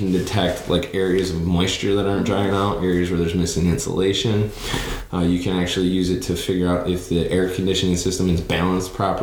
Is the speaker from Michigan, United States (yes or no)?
yes; Grand Rapids, Michigan, United States; moved away as an adult; now in Texas, United States; I'm from West Michigan, the Grand Rapids area